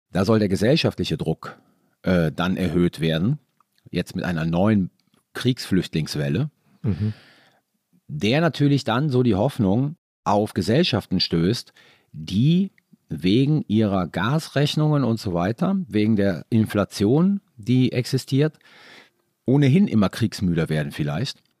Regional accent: Italy; Ich war Italiener

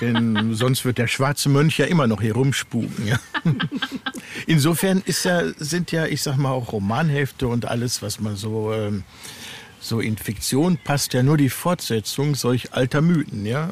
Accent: North Rhine-Westphalia, Germany; ich mich hier halt gut auskenne in meiner Heimat aus Westfalen

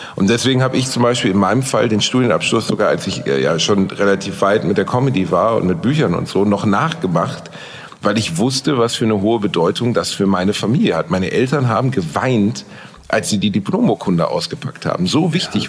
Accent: Gelsenkirchen / Solingen, North Rhine-Westphalia, Germany; Ich bin in Gelsenkirchen aufgewachsen

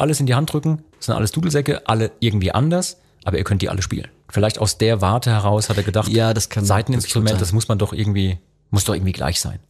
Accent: Rhineland-Palatinate, Germany; wie ich aufgewachsen bin zum Beispiel, im Großraum Pfalz

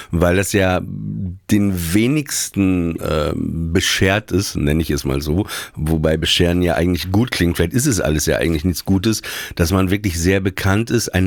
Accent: Papenburg, Lower Saxony, Germany; Ich komme aus Papenburg

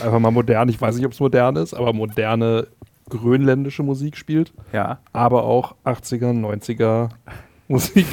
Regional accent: Berlin, Germany; bei uns in Berlin

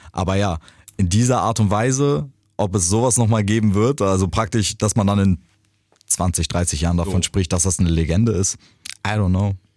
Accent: Germany; ich bin in Deutschland groß geworden

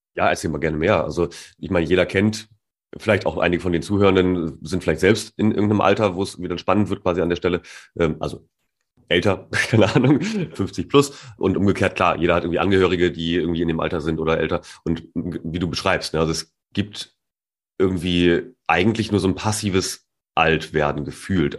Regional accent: Germany; als Deutscher

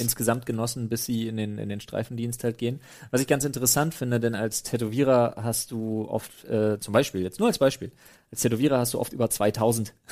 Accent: Germany; Man ist A als Europäer, als Deutscher

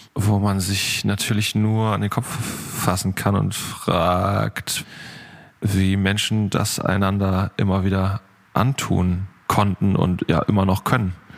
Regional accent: Northern Germany, Germany; wir Norddeutschen

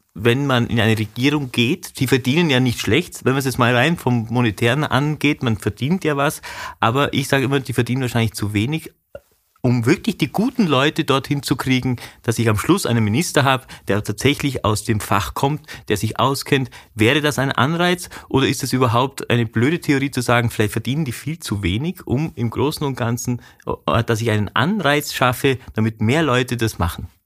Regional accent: Vorarlberg, Austria; ich komme aus Vorarlberg

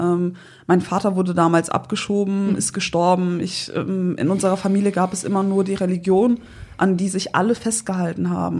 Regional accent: Windeck, North Rhine-Westphalia, Germany; also born or lived in Sankt Augustin; aus Windeck. Also ich bin auf dem Land groß geworden

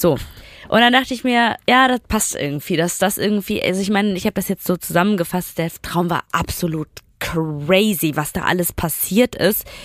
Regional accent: Duisburg, North Rhine-Westphalia, Germany; born or raised there

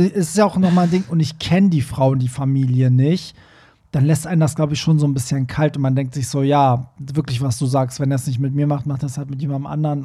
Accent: Iran; moved away; wo ich herkomme, wie in dem Iran

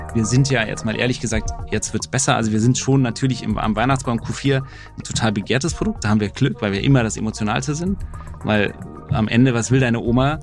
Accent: Saarland, Germany; ich komme aus dem Saarland

